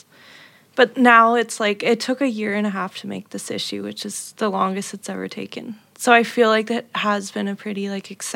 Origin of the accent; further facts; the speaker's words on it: Canada; also born or lived in Montreal; I moved back to my hometown, and it's a quiet, small town with not much culturally happening